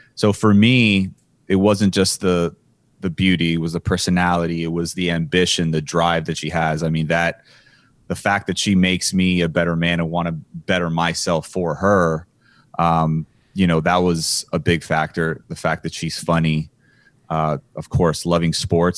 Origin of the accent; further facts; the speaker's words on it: Miami, Florida, United States; I was from Miami.